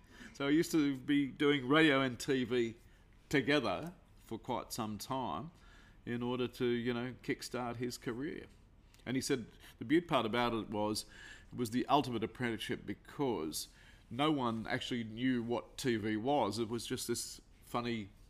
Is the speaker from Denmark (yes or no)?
no; Rose Bay North, New South Wales, Australia; So we moved from Darlinghurst to Bondi and we spent a lot of our time in an area called Rose Bay North. And that's where we essentially grew up from 7 till I left home.